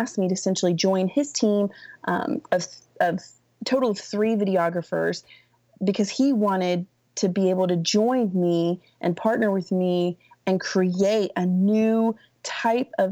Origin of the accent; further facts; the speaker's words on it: Raleigh, North Carolina, United States; now in Dallas, United States; I was born in Raleigh.